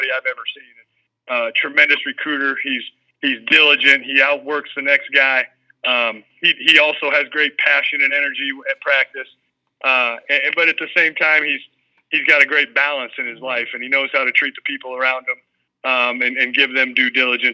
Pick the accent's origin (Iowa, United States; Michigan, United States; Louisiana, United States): Iowa, United States; Ames; my hometown, you know, college team, grew up loving Cyclones, grew up 5 minutes from Jack Trice Stadium